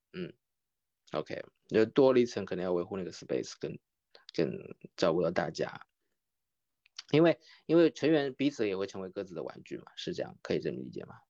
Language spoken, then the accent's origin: Chinese; Kunshan, Jiangsu, China; accent: Kunshan dialect; moved away as an adult; also born or lived in Taiwan; 我已经回到了我的家乡昆山了，昆山在上海和苏州之间